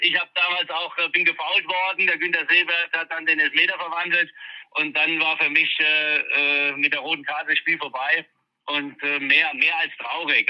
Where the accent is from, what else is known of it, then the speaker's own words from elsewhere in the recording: Mannheim, Baden-Württemberg, Germany; ist meine Heimatstadt, äh, da bin ich groß geworden, bin da geboren